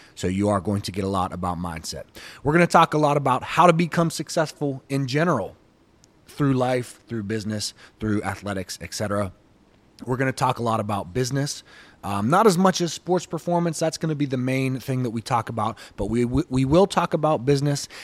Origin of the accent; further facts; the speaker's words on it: Pittsburgh, Pennsylvania, United States; I grew up in the inner city Pittsburgh. Okay, so I'm from Pittsburgh. I was born and raised here, and I've lived here my entire life